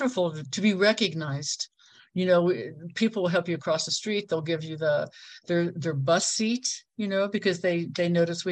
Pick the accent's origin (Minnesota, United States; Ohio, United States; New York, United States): Ohio, United States; moved away as an adult; also born or lived in California; now in Mexico; I moved across the country from Ohio to California when I was 21